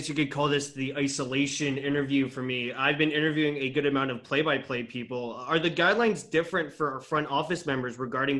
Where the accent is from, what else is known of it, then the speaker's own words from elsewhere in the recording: Burlington, Ontario, Canada; So I am from Burlington